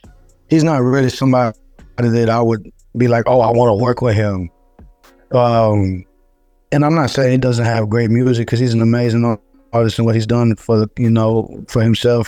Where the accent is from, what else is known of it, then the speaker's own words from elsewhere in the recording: Texas, United States; I'm a Texan